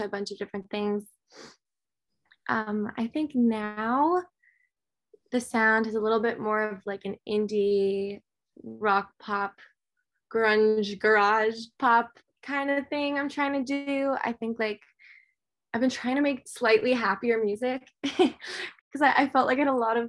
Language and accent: English; New York City, New York, United States; I'm from New York, Manhattan, and I started taking piano lessons at like 4 years old